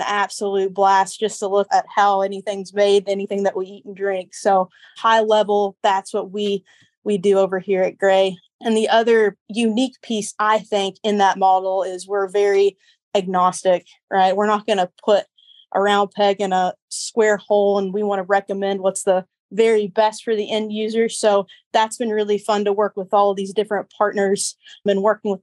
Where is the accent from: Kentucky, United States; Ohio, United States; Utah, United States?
Kentucky, United States; Paintsville; I grew up in Eastern Kentucky in Paintsville